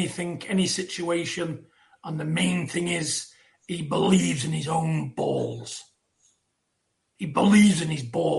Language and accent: English; United Kingdom; Support your man. You know, because we're all British people.